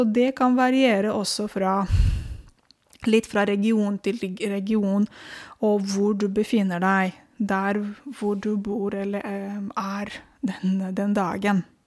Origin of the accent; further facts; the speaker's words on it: Romania; now in Oslo, Norway; jeg er født i Romania